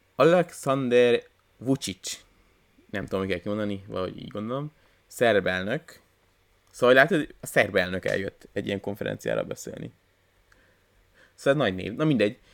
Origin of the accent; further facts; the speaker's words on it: Hungary; én magyar ember vagyok